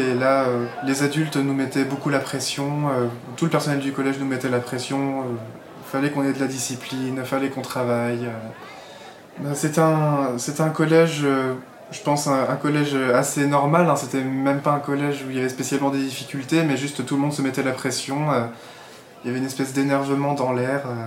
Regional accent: Alsace, Alsatian Vosges, Grand Est, France; also born or lived in Troyes; j'ai grandi en Alsace, dans un village de montagne, dans un village de quelques centaines d'habitants, dans les Vosges alsaciennes.

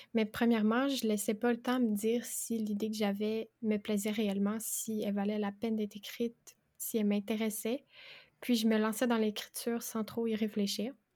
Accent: Quebec, Canada; J'ai 22 ans et je suis québécoise.

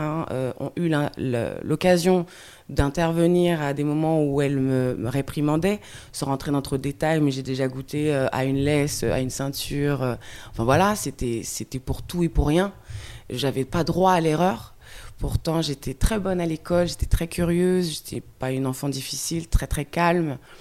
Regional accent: France; also born or lived in Guadeloupe; je parte de Guadeloupe. J'ai grandi en France hexagonale

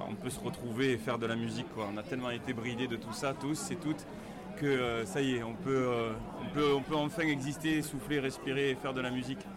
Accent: Île-de-France, France; Parce qu'avec mes amis, on vient d'Île-de-France et on va pas repartir avec le cinquième siège de la voiture vide.

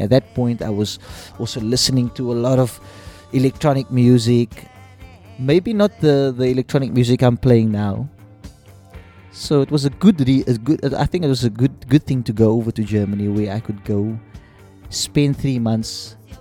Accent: Cape Town, Western Cape, South Africa; accent: South African Cape Townian; moved away as an adult; also born or lived in Aberdeen, Scotland / Glasgow, Scotland; now in London, United Kingdom; growing up in South Africa, in Cape Town

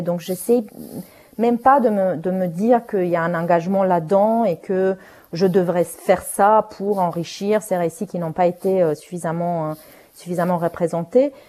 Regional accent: Romania; first language Romanian; French is a second language; now in France; je vienne du pays où il a vécu ça

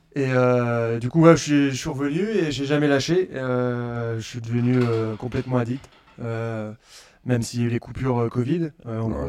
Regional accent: Orléans, Centre-Val de Loire, France; je suis d'Orléans

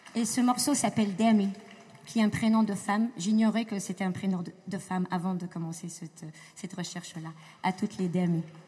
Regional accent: Morocco; moved away; j'ai grandi au Maroc

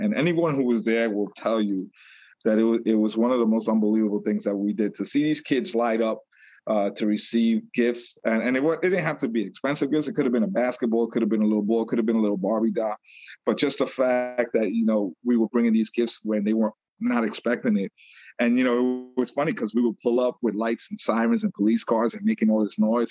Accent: New York City, New York, United States; moved away as an adult; now in Long Island, United States; I was born in New York City, and I was raised in Brooklyn

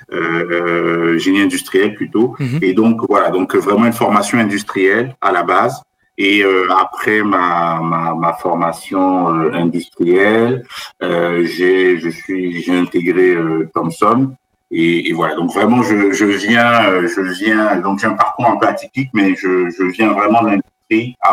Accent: Central African Republic; moved away as an adult; also born or lived in Cameroon; now in France; je suis originaire d'Afrique. Je suis né au Cameroun, mais je suis originaire du Bénin. Puis j'ai grandi dans différents pays africains, notamment en République centrafricaine. Mhm. Et à 18 ans, je suis venu en France pour faire mes études.

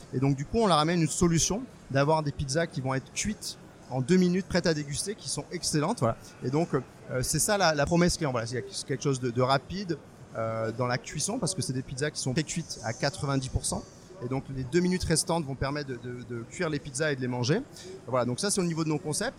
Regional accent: Strasbourg, Grand Est, France; moved away as an adult; now in Bordeaux, France; moi, je suis alsacien. Je venais de Strasbourg

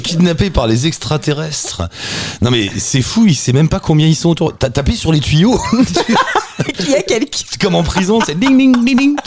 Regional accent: France; nous on est français

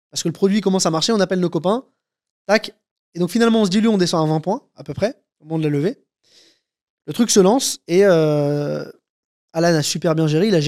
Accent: France; Moi, je suis français, j'ai des datas françaises hyper quali

